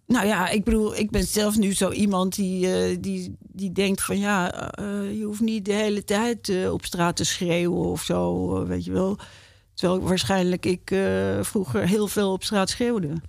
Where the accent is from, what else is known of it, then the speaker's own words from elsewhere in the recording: Amsterdam, North Holland, Netherlands; ik ben Amsterdammer.